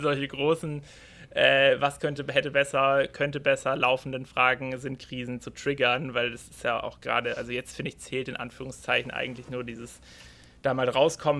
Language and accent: German; Freiburg, Baden-Württemberg, Germany; ich komme aus der Region Freiburg